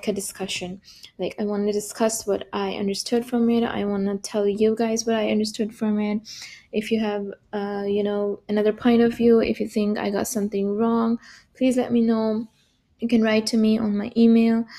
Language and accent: English; Pakistan; now in Berlin, Germany; I'm from Pakistan originally. Currently I'm living, studying and working in Germany. I'm in Berlin